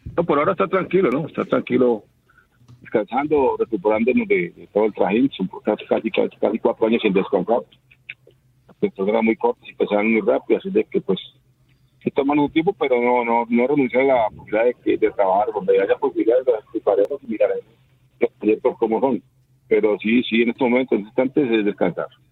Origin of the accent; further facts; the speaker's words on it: Tolima, Colombia; en mi tierra, en mi casa